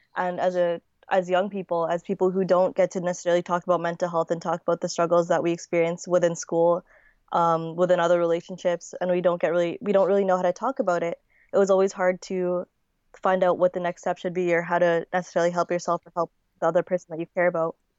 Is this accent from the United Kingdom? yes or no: no; Winnipeg, Manitoba, Canada; also born or lived in Manila, Philippines; I was born in Manila. I was born in nineteen ninety-nine, and I was nine months old when I moved to Winnipeg.